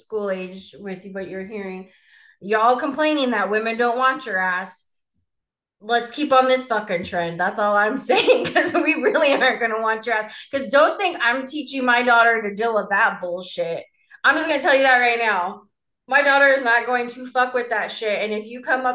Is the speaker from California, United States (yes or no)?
yes; California, United States; as a Californian